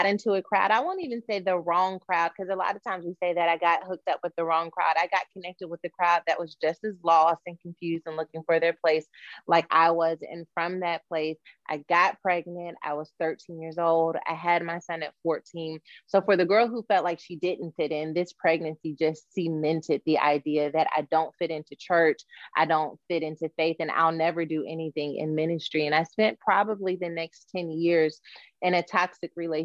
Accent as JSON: {"language": "English", "town": "Dallas", "region": "Texas", "country": "United States", "tie": "born or raised there", "also_born_or_lived": "West Virginia", "said": "So we moved from West Virginia to Dallas in 1996"}